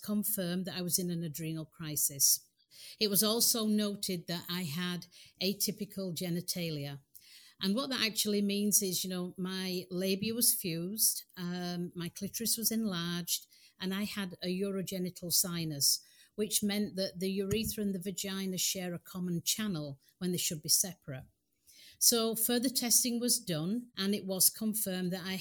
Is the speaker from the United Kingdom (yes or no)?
yes; England, United Kingdom; moved away as an adult; now in United States; I was born in England